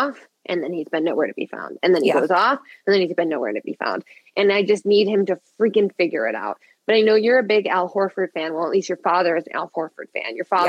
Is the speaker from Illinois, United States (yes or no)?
yes; Chicago, Illinois, United States; I'm from Chicago.